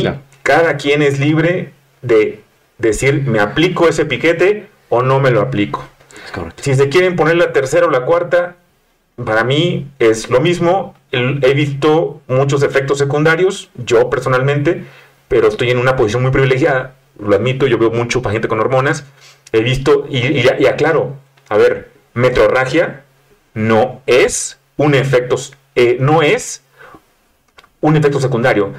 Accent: Mexico City, Mexico; yo soy chilango

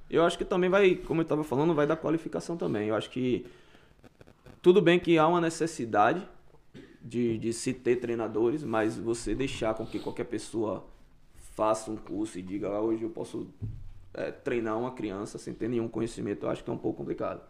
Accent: Brazil; now in Canada

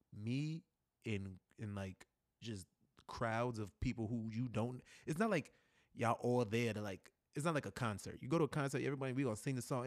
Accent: New York City, New York, United States; moved away as an adult; now in Florida, United States; Growing up in New York City

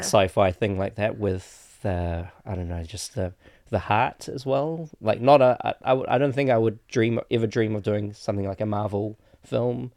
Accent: Auckland, New Zealand; also born or lived in Petaling Jaya, Malaysia; In my area, I grew up on the North Shore

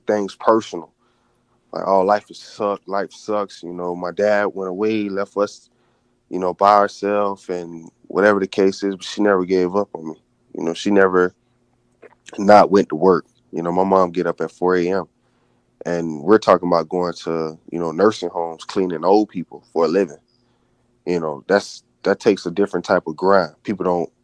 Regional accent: Daytona Beach, Florida, United States; moved away as an adult; also born or lived in California; growing up in Daytona Beach

